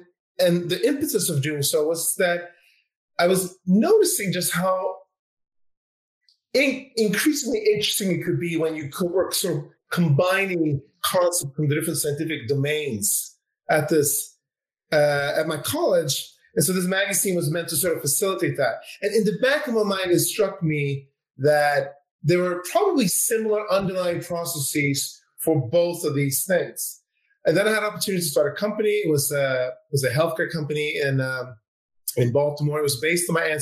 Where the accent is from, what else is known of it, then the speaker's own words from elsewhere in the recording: Sweden; My dad is Swedish. And I grew up in Sweden